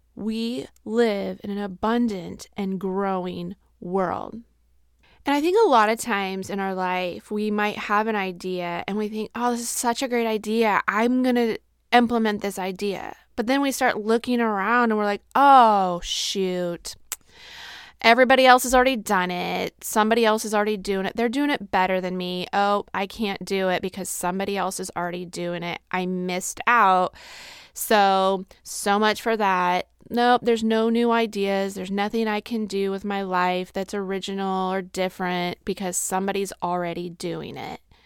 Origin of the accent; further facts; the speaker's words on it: Midwest, United States; we are from the Midwest